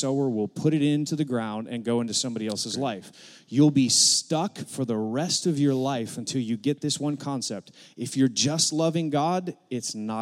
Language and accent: English; Akron, Ohio, United States; moved away as an adult; now in Arkansas, United States; we're from Northeast Ohio. I was born in Akron, Ohio, same hospital LeBron James was born